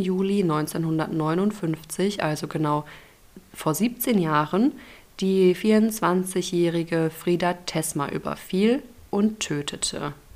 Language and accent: German; Ruhr area, North Rhine-Westphalia, Germany; meiner Heimat, dem Ruhrgebiet.